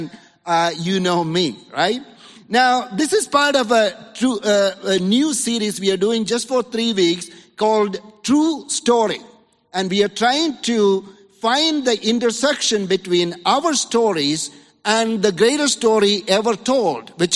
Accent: India; now in Los Angeles, United States; a little kid in the 80s, growing up in India

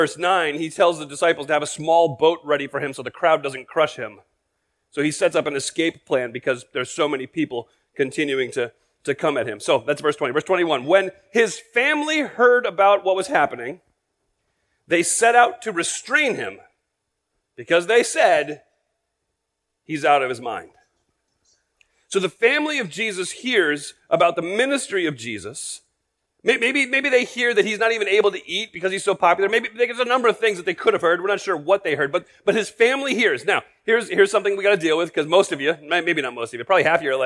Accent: United States; as American Christians

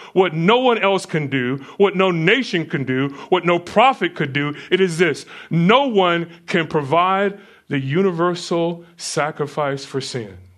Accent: United States; I'm American

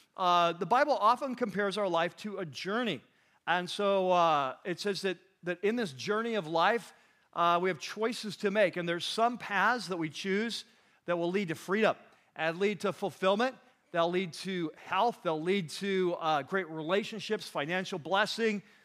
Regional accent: California, United States; We're from California.

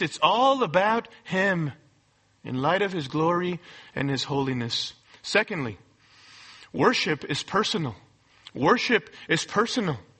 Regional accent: United States; we may be Christians living in America

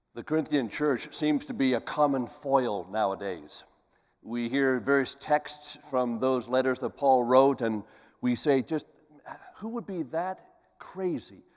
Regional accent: Columbus, Ohio, United States; Columbus, Ohio, my hometown

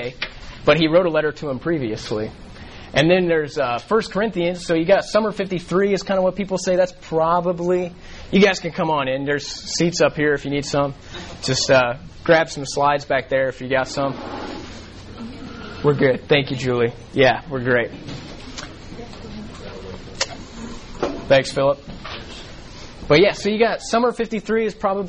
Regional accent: Colorado, United States; moved away as an adult; now in Dallas, United States; I grew up in Colorado

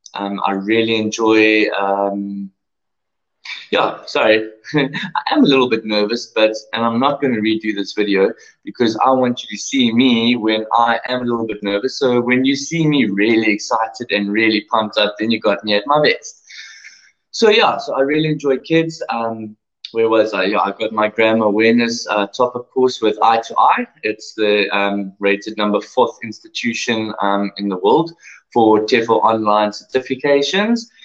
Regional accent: South Africa; first language English; I was born and raised in sunny South Africa

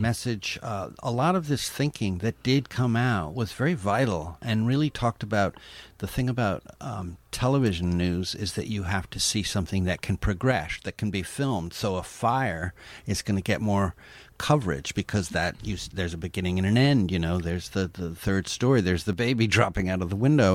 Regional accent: East Coast, United States; my hometown here in, uh, the East Coast.

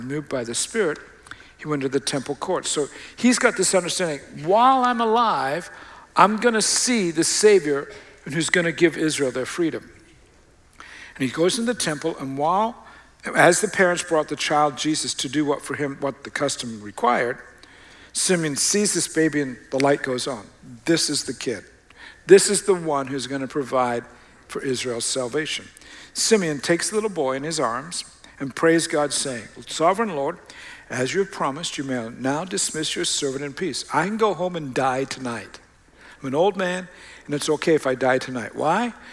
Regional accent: Australia; moved away; I grew up in Australia.

